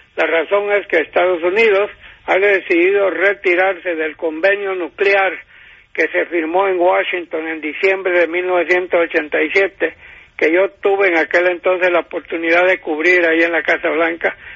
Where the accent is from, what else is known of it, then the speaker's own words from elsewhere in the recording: San Pedro Sula, Cortés, Honduras; moved away; mi ciudad natal de San Pedro Sula, donde yo nací en 1935